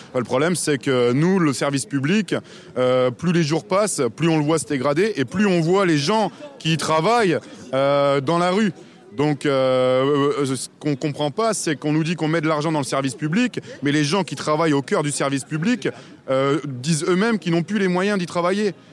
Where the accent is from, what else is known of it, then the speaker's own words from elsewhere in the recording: Courbevoie, Île-de-France, France; je suis parisien, je viens de la banlieue, euh, Courbevoie